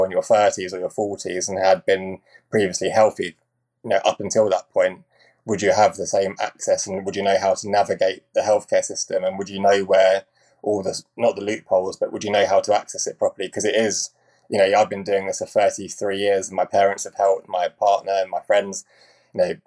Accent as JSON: {"language": "English", "town": "Cambridge", "region": "East of England", "country": "United Kingdom", "tie": "born or raised there", "said": "I was brought up in Cambridge."}